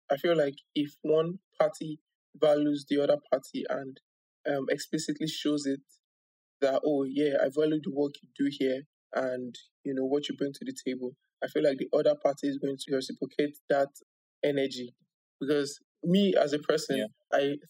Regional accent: Nigeria; as a Nigerian

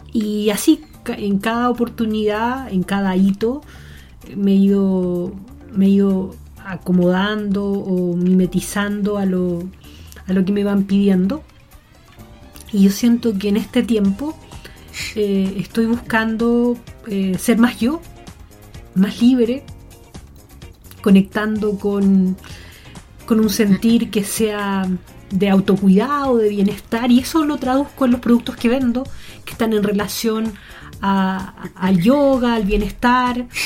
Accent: Melipilla, Santiago Metropolitan Region, Chile; born there; Delante hablábamos del campo, de que nací en Melipilla.

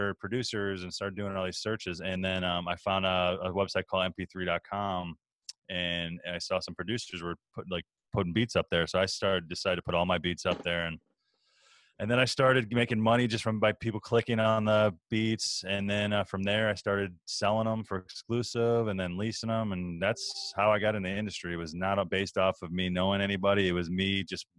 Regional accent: Chicago, Illinois, United States; I'm from Chicago

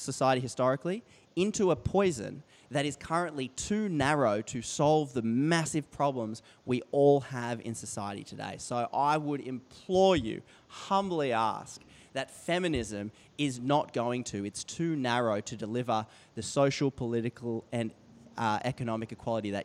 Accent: Australia; as an Australian

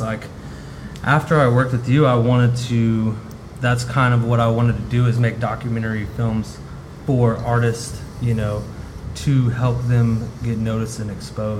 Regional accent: Austin, Texas, United States; I'm originally from the Austin area.

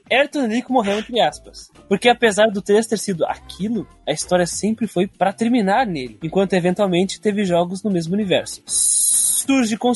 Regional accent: Brazil

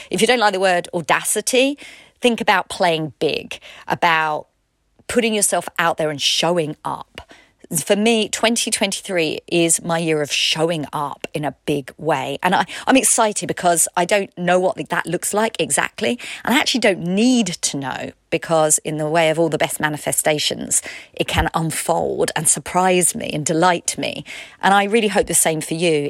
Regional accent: United Kingdom; I'm British

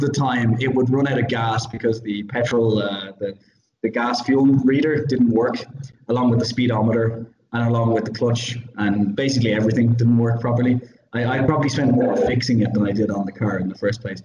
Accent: Ireland; I'm Irish

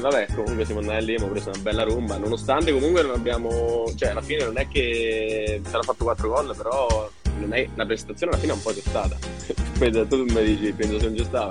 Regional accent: Pieve Bovigliana, Marche, Italy; io sono della Pieve, Pieve Bovigliana

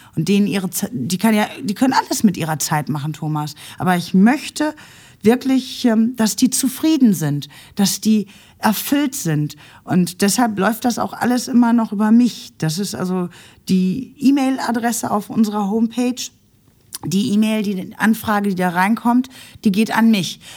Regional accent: Nuremberg, Bavaria, Germany; now in Essen, Germany; ich durfte ja einen großen Teil meiner Kindheit in Nürnberg verbringen

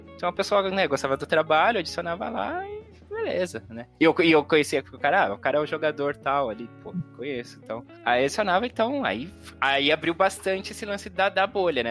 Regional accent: São Paulo, Brazil; sou paulistano, enfim, sempre vivi aqui em São Paulo

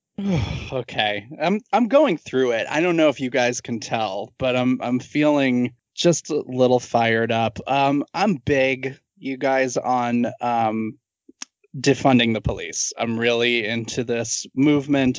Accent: Massachusetts, United States; I'm from Massachusetts

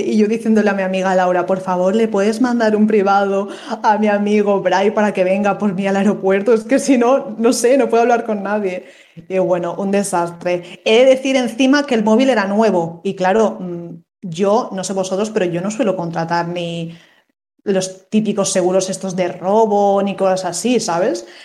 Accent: Valencia, Valencian Community, Spain; yo soy de Valencia

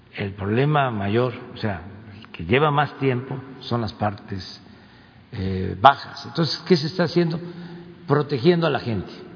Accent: Tepetitán, Tabasco, Mexico; moved away; el río que pasa por mi pueblo, donde nací, Tepetitán

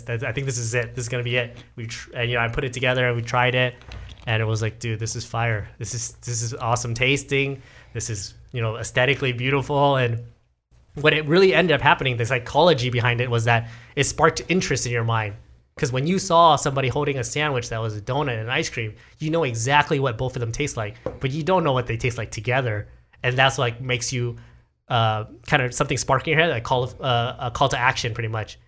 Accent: Garden Grove, California, United States; this is my hometown, like, this Garden Grove, Fountain Valley, Westminster area

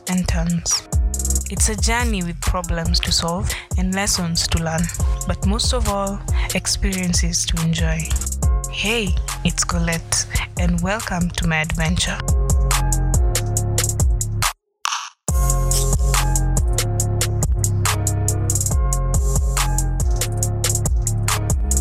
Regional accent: Kenya; Being African, being Kenyan specifically, to be more and more specific, being Luya

